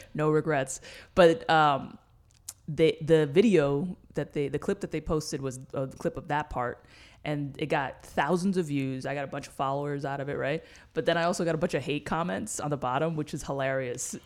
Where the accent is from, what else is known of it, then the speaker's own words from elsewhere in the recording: New York City, New York, United States; moved away; I grew up in New York City.